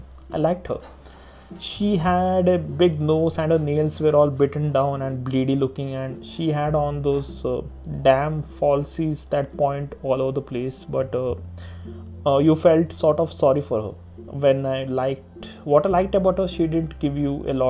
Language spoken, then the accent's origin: English; India; I'm an Indian